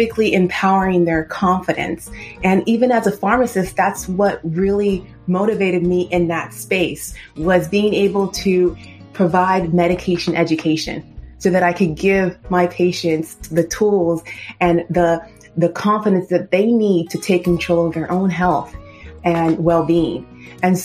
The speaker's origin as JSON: {"language": "English", "region": "Southern California", "country": "United States", "tie": "born or raised there", "said": "born and raised in Southern California"}